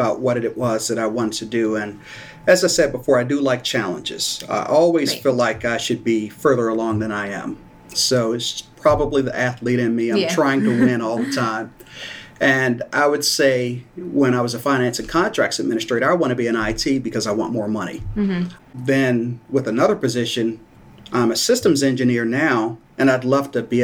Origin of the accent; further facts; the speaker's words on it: Hillcrest Heights, Maryland, United States; I grew up in Hillcrest Heights, which is in Prince George's County